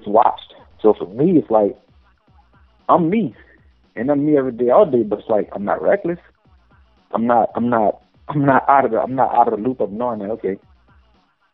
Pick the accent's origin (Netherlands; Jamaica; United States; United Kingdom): United States; New Orleans, Louisiana; moved away as an adult; I come from the bottom of the map. I come from New Orleans